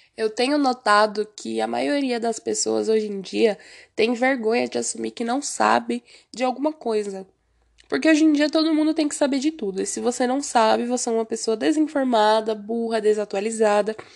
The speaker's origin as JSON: {"language": "Portuguese", "country": "Brazil", "also_born_or_lived": "Osasco, São Paulo", "said": "como um bom brasileiro"}